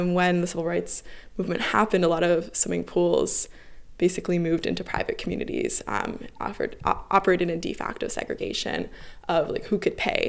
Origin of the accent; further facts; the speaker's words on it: Hinesburg, Vermont, United States; moved away as an adult; also born or lived in California; now in Boston, United States; I was born in California, but moved to Vermont when I was little and grew up in Hinesburg